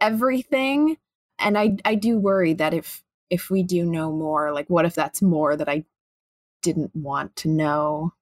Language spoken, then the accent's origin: English; Chicago, Illinois, United States; I'm, I'm from Chicago